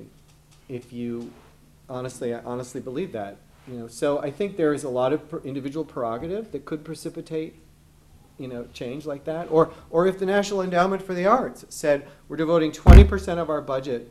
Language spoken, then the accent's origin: English; Detroit, Michigan, United States; I grew up in Detroit.